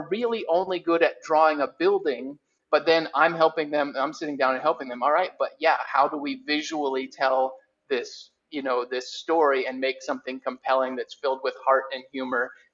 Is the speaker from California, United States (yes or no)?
no; Lakeland, Florida, United States; my hometown of Lakeland, Florida